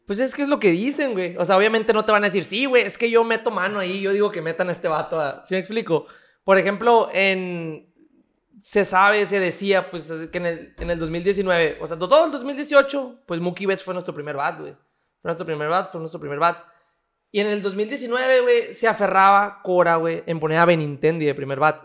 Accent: Mexico; de México

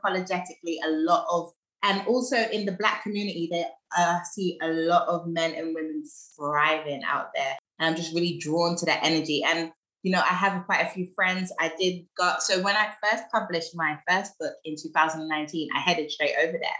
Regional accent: London, United Kingdom; also born or lived in Birmingham, United Kingdom / New Jersey, United States; I was born and raised in London, still here in London

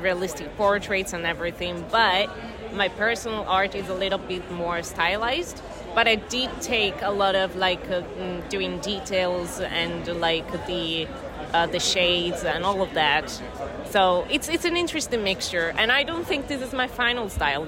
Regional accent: Italy; also born or lived in United Kingdom; I'm from Italy

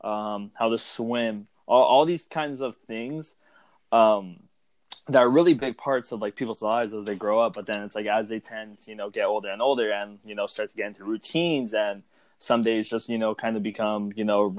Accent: Ventura, California, United States; moved away as an adult; now in Bakersfield, United States; I grew up in Ventura

